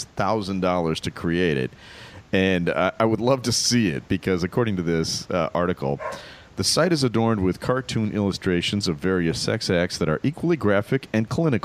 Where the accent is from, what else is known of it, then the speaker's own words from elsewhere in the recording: Germany; the reason I knew it was real immediately is because I grew up in Germany, and the Germans are amazingly open about sex.